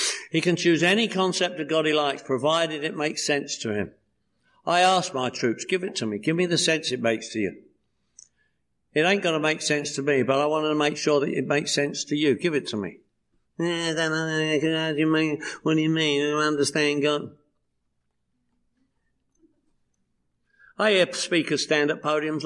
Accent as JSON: {"language": "English", "region": "London", "country": "United Kingdom", "moved": "yes", "lives_now": "Los Angeles, United States", "said": "every year I go home to London, England, where I'm from. I'm from London, England. You probably picked up on that, right? This is the way I speak."}